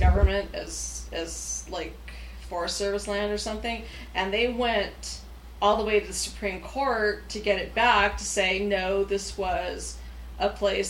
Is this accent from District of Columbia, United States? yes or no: no; California, United States; moved away; we're originally from California, and there's a lot of beautiful places there